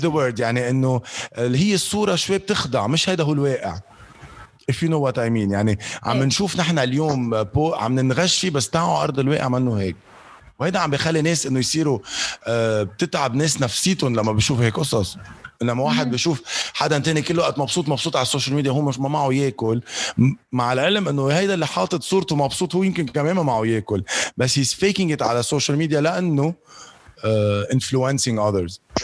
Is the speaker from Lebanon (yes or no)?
yes; Lebanon; also born or lived in Dubai; عندنا بلبنان